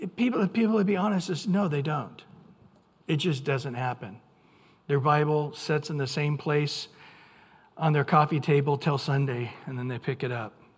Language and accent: English; Central California, United States; now in Orange County, United States; I grew up in Central California